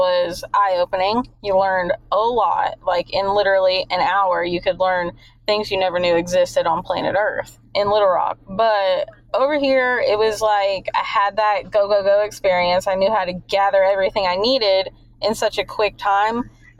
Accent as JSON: {"language": "English", "region": "New York", "country": "United States", "also_born_or_lived": "Alaska / Okinawa, Japan", "moved": "yes", "lives_now": "Arkansas, United States", "said": "I'm originally from New York, and down here in the South, they talk very slow"}